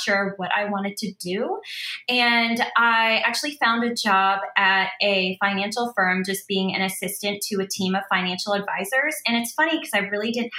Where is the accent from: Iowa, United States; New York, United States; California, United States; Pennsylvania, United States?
Pennsylvania, United States; Philadelphia; moved away as an adult; also born or lived in Baltimore, Maryland; now in Maryland, United States; I was born and raised in the suburbs of Philadelphia